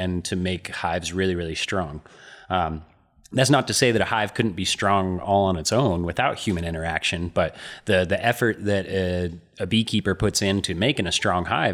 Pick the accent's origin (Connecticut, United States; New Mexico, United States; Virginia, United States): New Mexico, United States; Albuquerque; I grew up in Albuquerque